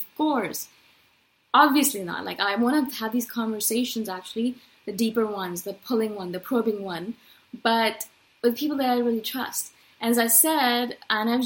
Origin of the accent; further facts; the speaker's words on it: India; I come from India